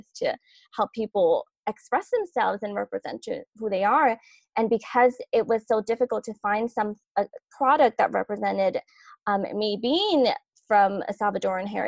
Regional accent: Los Angeles, California, United States; I grew up in South

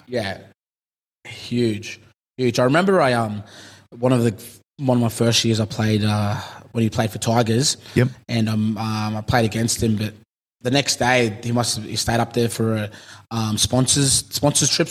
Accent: Cairns, Queensland, Australia; I'm a boy from Cairns

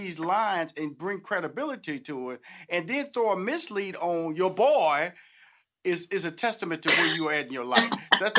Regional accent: Houston, Texas, United States; I'm from Houston, Texas, so I'm very familiar with the beignets.

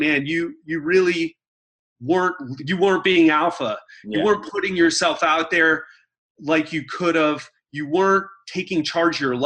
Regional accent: United States; now in Miami Beach, United States; I have a Scottish background, even though, you know, I'm American

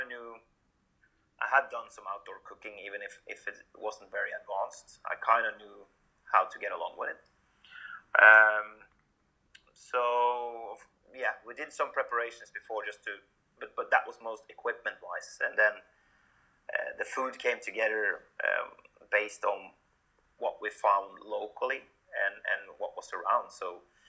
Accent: Norway; moved away as an adult; also born or lived in Sweden; I'm born and raised in Norway, so I started my career here as well

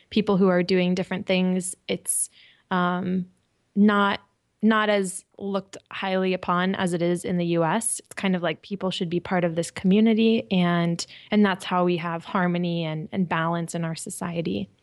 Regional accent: California, United States; moved away as an adult; also born or lived in Japan; I'm from California

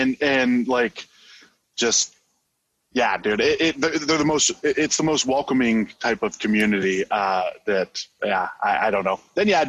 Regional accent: Ohio, United States; now in Arizona, United States; I grew up in Ohio.

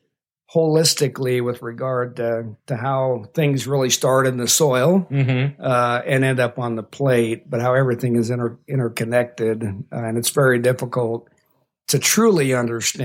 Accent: Midwest, United States; moved away as an adult; also born or lived in Las Cruces, New Mexico; now in Lubbock, United States; we grew up in the Midwest, very isolated in that culture.

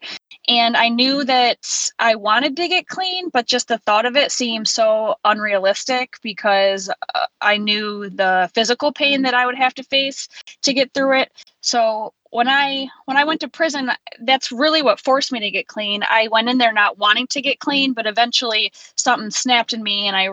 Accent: Central New York, United States; I was born and raised in Central New York, and I still live there now

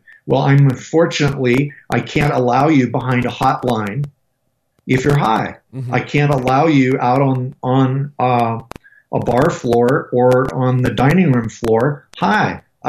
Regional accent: Colorado, United States; I'm from Colorado, dude.

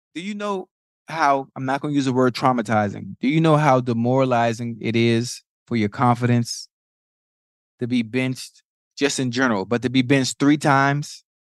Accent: Miami, Florida, United States; I'm from, I'm from Liberty City, from Dade

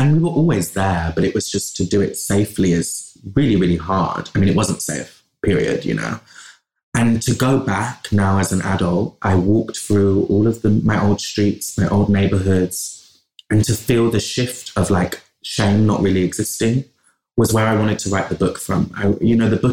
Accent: Bristol, South West England, United Kingdom; accent: West Country; also born or lived in London; I grew up in Bristol

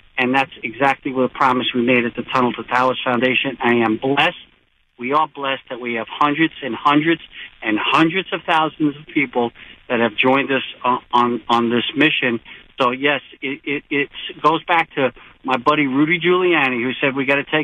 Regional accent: New York City, New York, United States; my hometown, Staten Island, New York

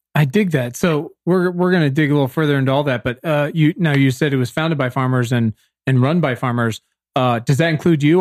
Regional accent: Virginia, United States; I am from Virginia

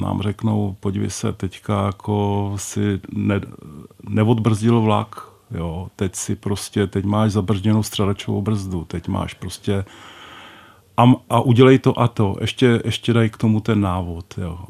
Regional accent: Moravian Wallachia, Czechia; moved away; jsem Valach původně

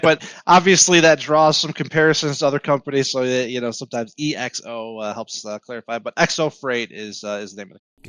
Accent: Southeast Michigan, United States; born and raised in Southeast Michigan

